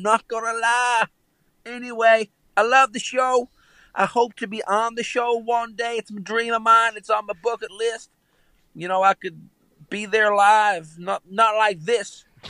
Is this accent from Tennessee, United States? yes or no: yes; Nashville, Tennessee, United States; … here. And I'm from Nashville.